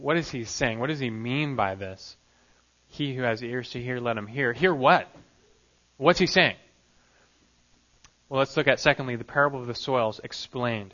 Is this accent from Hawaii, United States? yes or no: no; Los Angeles, California, United States; growing up in Los Angeles, not very far from the famed Disneyland